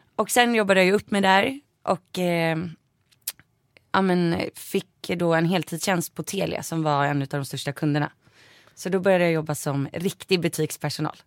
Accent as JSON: {"language": "Swedish", "area": "Saltsjöbaden", "region": "Stockholm County", "country": "Sweden", "tie": "born or raised there", "said": "i Saltis, det eh, där jag är uppvuxen"}